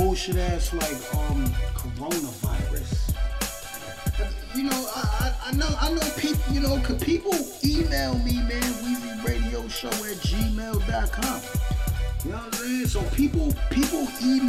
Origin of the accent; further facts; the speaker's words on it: New York City, New York, United States; I'm from Brooklyn, New York